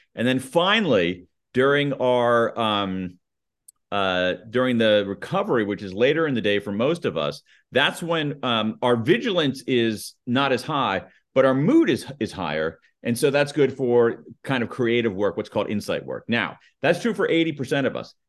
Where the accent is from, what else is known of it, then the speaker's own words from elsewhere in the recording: United States; accent: American newscaster flat accent; my American accent, my my my my my American newscaster flat accent